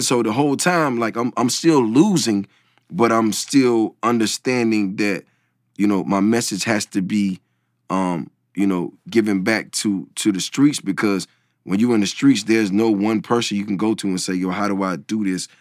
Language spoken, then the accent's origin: English; the South, United States; I'm coming from the South